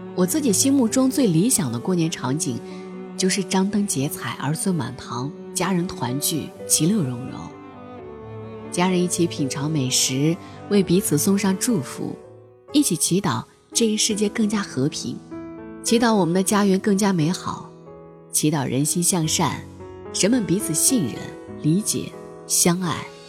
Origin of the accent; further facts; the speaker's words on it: Beijing, China; also born or lived in Nanchang, Jiangxi / Zhuzhou, Hunan; 我大部分的童年是在株洲和北京度过的。文革中期，我出生于江西南昌。一九七六年底我跟随父亲迁居北京